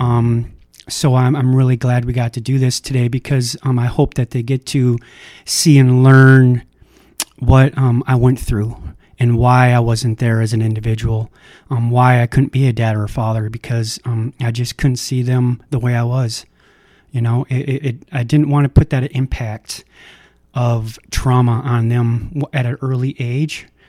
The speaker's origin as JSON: {"language": "English", "region": "Minnesota", "country": "United States", "tie": "born or raised there", "said": "I was born in Minnesota"}